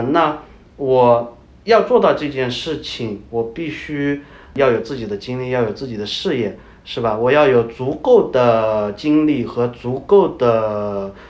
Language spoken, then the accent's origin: Chinese; China; moved away as an adult; now in Pakistan; 我们中国人